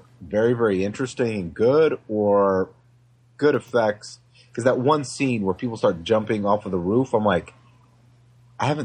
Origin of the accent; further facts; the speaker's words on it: Michigan, United States; I'm from Michigan